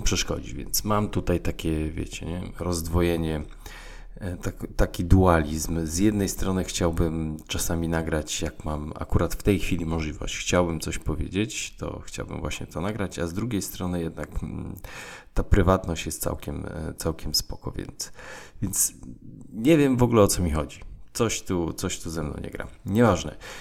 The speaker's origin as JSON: {"language": "Polish", "area": "Tricity area", "region": "Pomeranian Voivodeship", "country": "Poland", "said": "ja jestem z okolic e, Trójmiasta"}